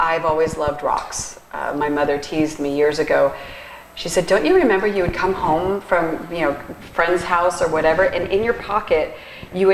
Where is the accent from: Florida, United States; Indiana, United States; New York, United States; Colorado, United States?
Florida, United States; Fort Lauderdale; I was born and raised in Fort Lauderdale, and I went to high school at St. Thomas